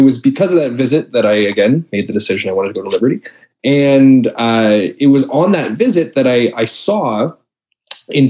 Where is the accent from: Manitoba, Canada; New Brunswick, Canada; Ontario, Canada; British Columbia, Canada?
Ontario, Canada; Toronto; moved away as an adult; also born or lived in United States; I am from Toronto, Ontario, Canada, where I currently live. I'm back in my hometown after a number of years being in the States. Like I said, born and raised here.